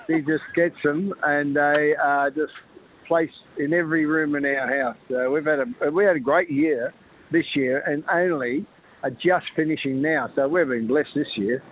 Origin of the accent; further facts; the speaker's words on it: Melbourne, Victoria, Australia; I grew up in South Yarra, not far from the Botanic Garden